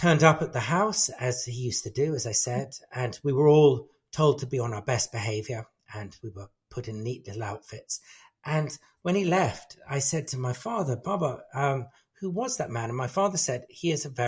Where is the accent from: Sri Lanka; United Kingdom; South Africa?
United Kingdom; England; I was brought up in England, my ancestral background is, a big mixture of British and Afghan and Parsi